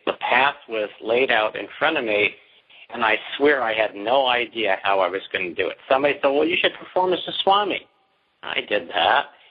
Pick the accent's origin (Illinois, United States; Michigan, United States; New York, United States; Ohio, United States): New York, United States; I'm from New York